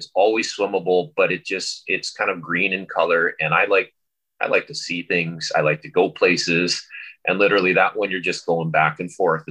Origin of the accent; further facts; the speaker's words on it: California, United States; moved away as an adult; also born or lived in San Luis Obispo, California; now in Hawaii, United States; I grew up in California